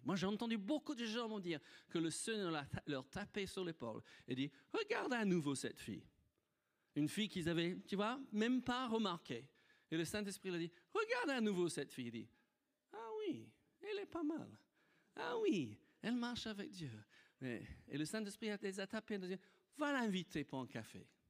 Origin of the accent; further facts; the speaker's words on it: United Kingdom; French is a second language; moved away as an adult; also born or lived in Nice, France; now in France; j'étais un petit Britannique. Vivais sur une île.